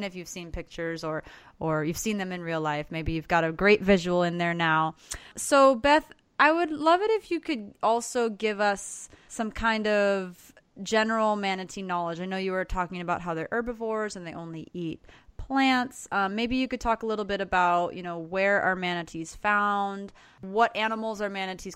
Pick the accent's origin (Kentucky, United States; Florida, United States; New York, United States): Florida, United States; South; growing up in South Florida